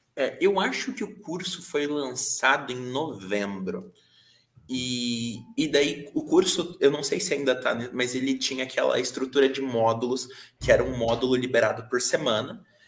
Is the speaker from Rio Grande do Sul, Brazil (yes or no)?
no; Araquari, Santa Catarina, Brazil; eu sou de Araquari, Santa Catarina, onde aqui nessa cidade eu tô com a Orion Jogos